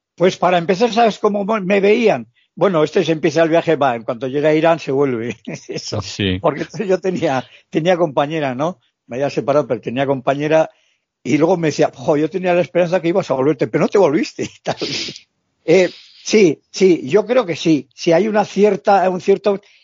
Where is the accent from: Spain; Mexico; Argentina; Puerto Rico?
Spain; Basque Country; Yo soy vasco.